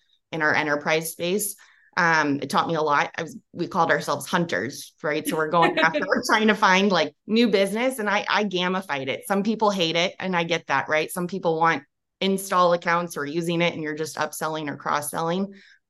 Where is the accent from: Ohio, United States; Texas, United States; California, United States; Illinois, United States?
California, United States; Bay Area, Silicon Valley; born or raised there